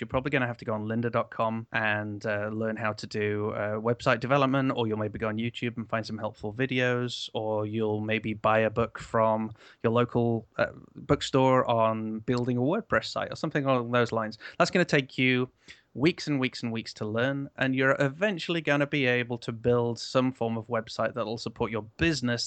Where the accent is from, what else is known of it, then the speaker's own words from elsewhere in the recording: Canada; now in United Kingdom; I'm from Canada originally